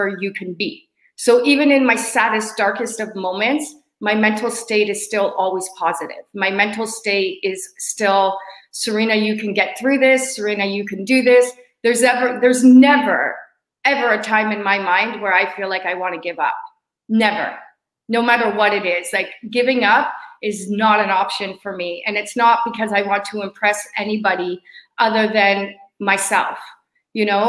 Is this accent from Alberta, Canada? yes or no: no; Hamilton, Ontario, Canada; being in Hamilton, my hometown, I've been here longer than I usually am.